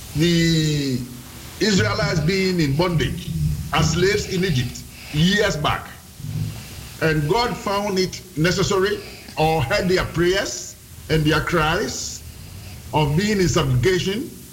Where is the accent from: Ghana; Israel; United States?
Ghana; moved away as an adult; now in Netherlands; I'm a Ghanaian and a senior police officer for that matter